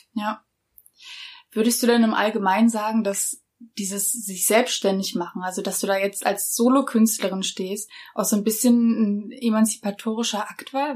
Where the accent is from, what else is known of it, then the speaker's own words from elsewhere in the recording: Berlin, Germany; für mich als Berlinerin